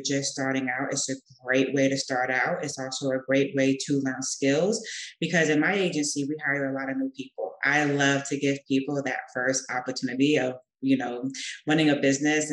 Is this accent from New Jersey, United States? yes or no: yes; the Jersey Shore, New Jersey, United States; moved away as an adult; now in Madrid, Spain; I am from New Jersey, the Jersey Shore, to be precise